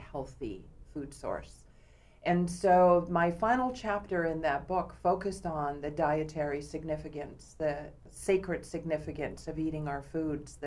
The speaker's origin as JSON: {"language": "English", "area": "Vancouver Island", "region": "British Columbia", "country": "Canada", "tie": "born or raised there", "also_born_or_lived": "Berkeley, California", "moved": "as an adult", "lives_now": "Seattle, United States", "said": "I am First Nations from Canada, born and raised in my native community on Vancouver Island"}